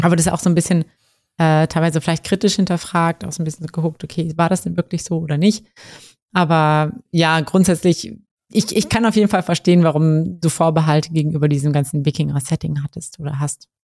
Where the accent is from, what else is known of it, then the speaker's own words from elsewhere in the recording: Kassel, Hesse, Germany; moved away; Also ich komme ja ursprünglich aus Kassel